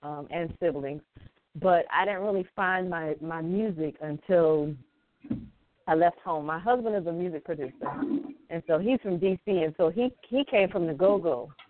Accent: South Carolina, United States; also born or lived in Atlanta / Washington, D.C. / Philadelphia / St. Helena Island; I am born and raised in South Carolina. I left for a little while, moved to Atlanta. I lived in D.C. I lived in Philly, but I'm actually back home, South Carolina, and I'm living by the water. I'm on St. Helena Island.

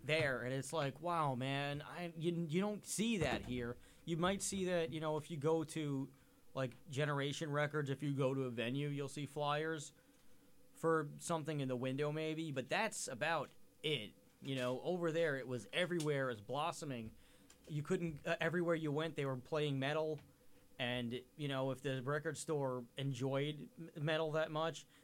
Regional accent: New York, United States; I'm from New York

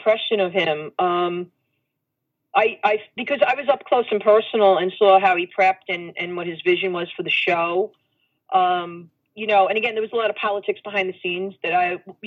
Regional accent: New York City, New York, United States; I came from Brooklyn

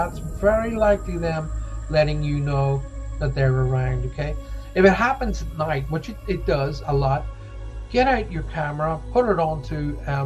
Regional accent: Ireland; now in United Kingdom; I'm Irish. I'm not Scottish

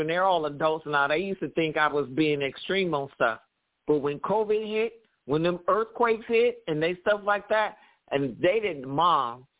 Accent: Cleveland, Ohio, United States; now in Los Angeles, United States; when I was growing up in Cleveland, we had fallout shelters at the schools

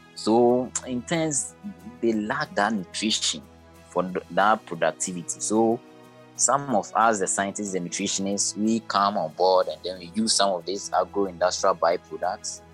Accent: Ghana; I'm from West Africa, Ghana to be precise

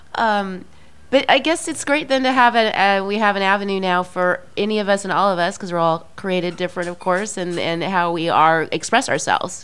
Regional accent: Midwest, United States; i'm very Midwesterner social kind of person

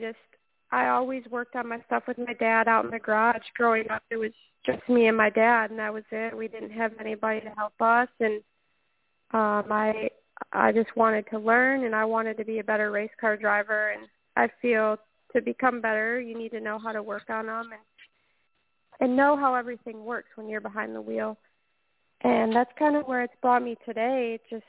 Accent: Waterford, Michigan, United States; I started racing at the age of seven in quarter midgets back in my hometown of Waterford, Michigan.

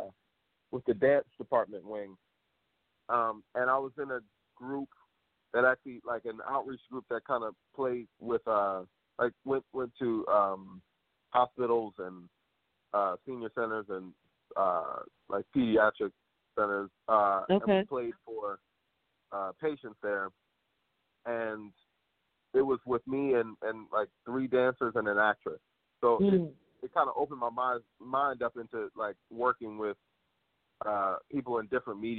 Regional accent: Philadelphia, Pennsylvania, United States; moved away as an adult; also born or lived in Upper Darby / New York; I'm from Philly.

